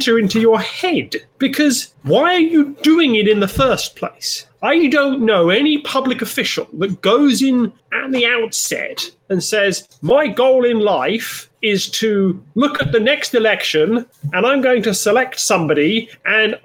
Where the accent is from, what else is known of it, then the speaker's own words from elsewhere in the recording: England, United Kingdom; I'm from England.